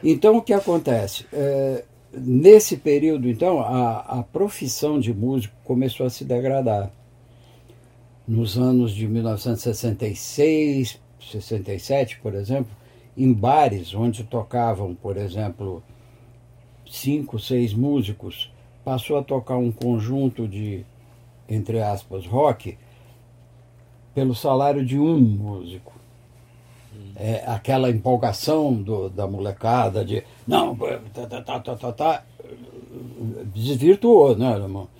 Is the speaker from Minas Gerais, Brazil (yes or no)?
no; São Paulo, Brazil; also born or lived in Rio de Janeiro; eu sou carioca, hum. mas eu fui, adot... eu fui deportado aos três anos de idade Eu fui deportado porque meu pai era militar uhum. e ele foi transferido do Rio de Janeiro para São Paulo. Eu vim para cá com três anos